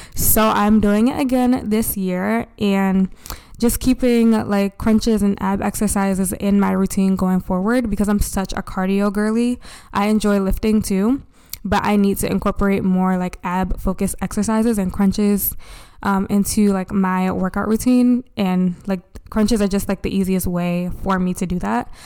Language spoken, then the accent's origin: English; Baltimore, Maryland, United States; my hometown, Baltimore